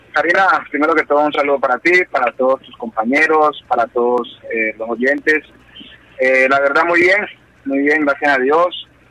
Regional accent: Tutunendo, Chocó, Colombia; moved away; mi pueblo es un pueblo pequeño, pueblo que es aproximadamente 5.000 habitantes

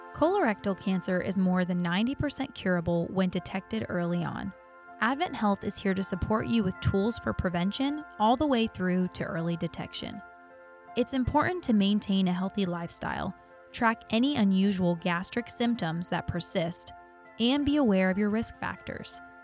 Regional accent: Ohio, United States; now in Winter Haven, United States; I'm from Ohio

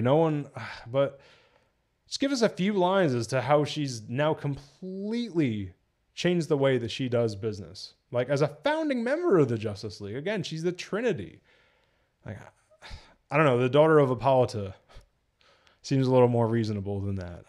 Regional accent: New Jersey, United States; I'm from Jersey

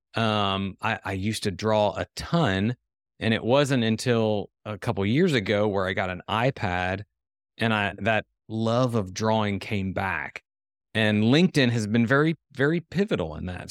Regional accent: Ohio, United States; now in Tennessee, United States; we grew up in Ohio, but somehow even my parents, everybody migrated down here

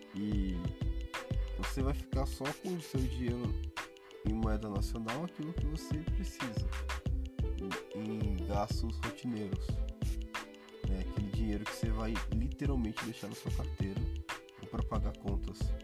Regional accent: Brazil; eu sou brasileiro, eu nasci no Brasil

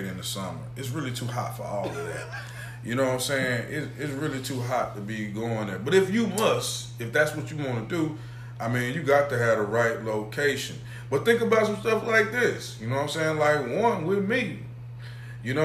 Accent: the South, United States; I'm from the South

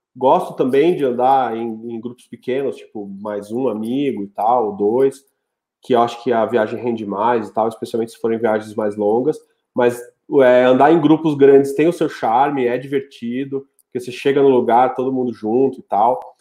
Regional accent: São Paulo, Brazil; also born or lived in Rio Branco, Acre; now in Brasília, Brazil; eu não sou do Acre, né? Eu sou paulistano, mas eu morei 10 anos em Rio Branco

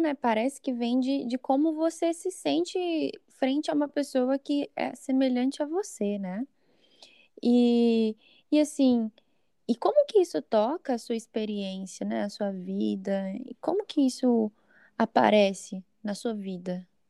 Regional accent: São Paulo, Brazil; sou de São Paulo

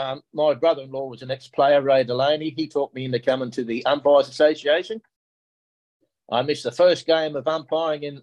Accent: Newcastle, New South Wales, Australia; I started at Glendale Public in about, I started there in 1960, probably 64, 65, 66, we played cricket. I went on to Walton High

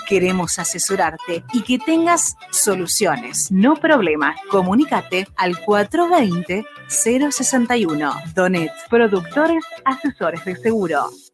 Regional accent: Argentina; como argentinos

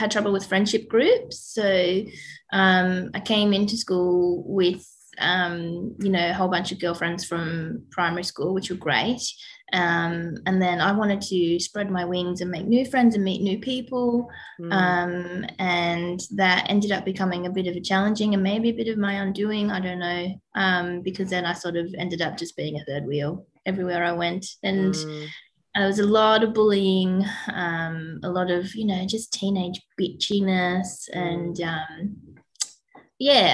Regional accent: Dandenong Ranges, Victoria, Australia; grew up in the foothills. So my family's in Selby. When I went to school in like Menzies Creek and Emerald, and then now I live with my family in Mount Dandenong

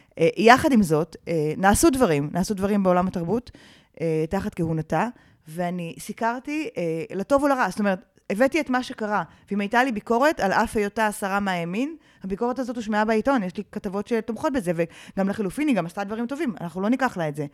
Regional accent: Karmiel, Northern District, Israel; אני גדלתי בכרמיאל אה, של שנות ה-80

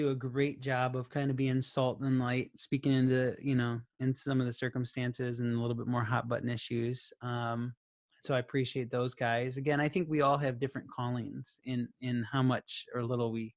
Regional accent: Minnesota, United States; I'm from Minnesota

